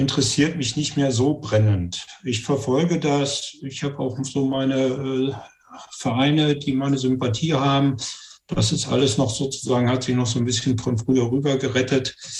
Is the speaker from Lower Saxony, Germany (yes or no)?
yes; Göttingen, Lower Saxony, Germany